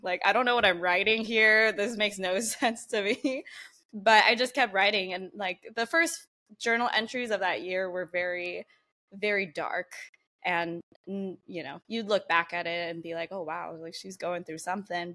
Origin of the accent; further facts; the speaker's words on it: San Diego, California, United States; I grew up here in San Diego, born and raised